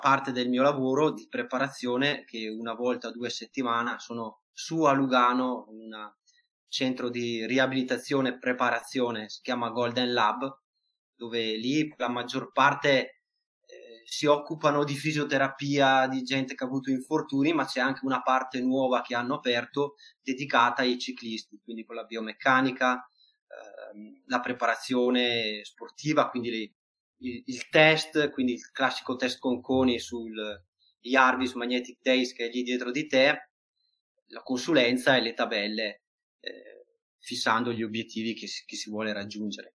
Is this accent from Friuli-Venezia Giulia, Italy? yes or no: no; Verona, Veneto, Italy; anche io stesso sono di Verona